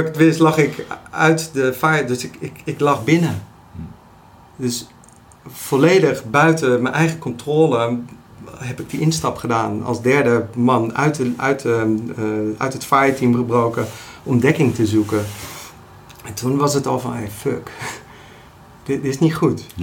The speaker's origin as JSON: {"language": "Dutch", "town": "Delft", "region": "South Holland", "country": "Netherlands", "tie": "born or raised there", "lives_now": "Rijswijk, Netherlands", "said": "ik woon in Rijswijk, eh, geboren in Delft."}